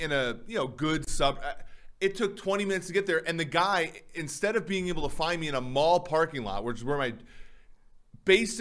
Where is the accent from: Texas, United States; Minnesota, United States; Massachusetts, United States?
Minnesota, United States; I grew up in Minnesota